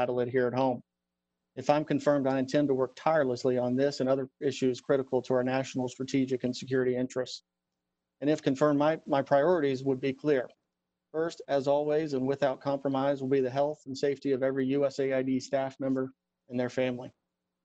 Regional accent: Mississippi, United States; moved away; also born or lived in New York City / Washington / Jordan; a career I never dreamed of as a kid growing up in Mississippi

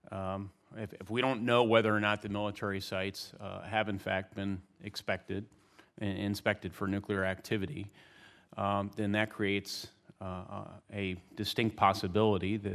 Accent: Indiana, United States; Now, my home state, like your home state uh, uh, of Ohio, uh, is being you know, decimated in some communities by this opioid crisis.

